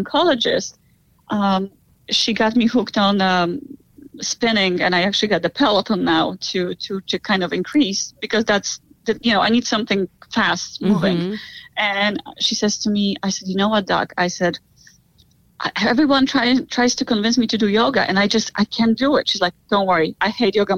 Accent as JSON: {"language": "English", "country": "Poland", "moved": "yes", "lives_now": "United States", "said": "I'm originally from Poland"}